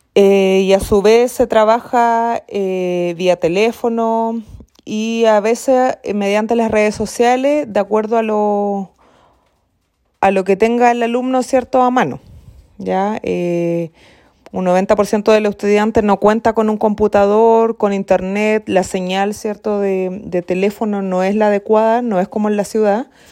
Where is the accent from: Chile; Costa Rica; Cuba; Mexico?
Chile; San Juan de la Costa, Los Lagos; soy exalumna también del establecimiento